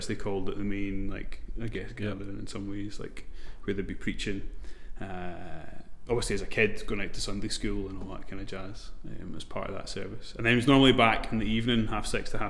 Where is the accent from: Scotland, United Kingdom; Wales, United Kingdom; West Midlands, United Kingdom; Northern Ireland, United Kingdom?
Scotland, United Kingdom; Glasgow; I grew up on the south side in Clarkston